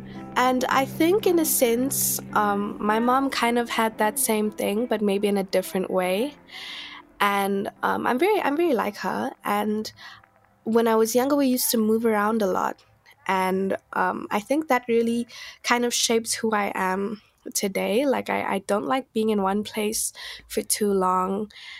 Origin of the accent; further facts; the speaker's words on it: Kimberley, Northern Cape, South Africa; I think the one thing that stands out to me is like whenever I think about Kimberley, I just think about dust.